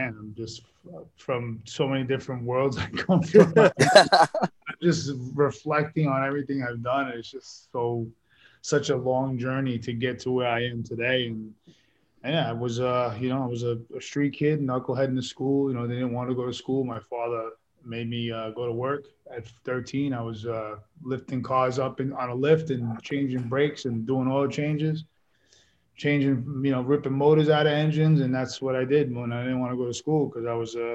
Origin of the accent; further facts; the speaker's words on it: New York City, New York, United States; Queens, New York, born in East New York, Brooklyn, raised in Queens